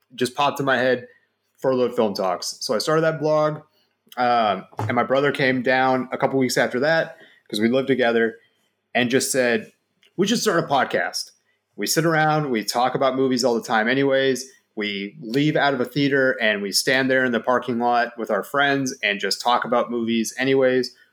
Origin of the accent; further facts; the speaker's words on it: Dallas, Texas, United States; I'm from Dallas. Like I've lived in Dallas my entire life.